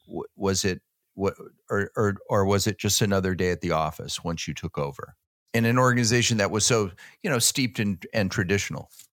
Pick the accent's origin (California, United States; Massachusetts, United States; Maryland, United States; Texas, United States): California, United States; Downey; also born or lived in Phoenix, Arizona; I was born and raised in Downey, California